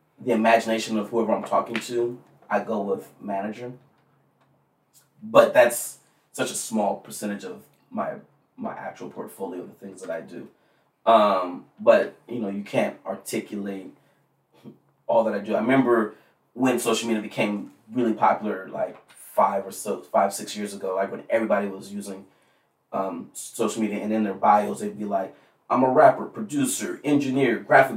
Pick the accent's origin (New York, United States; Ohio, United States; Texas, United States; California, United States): California, United States; Rancho Cucamonga; I grew up in Rancho Cucamonga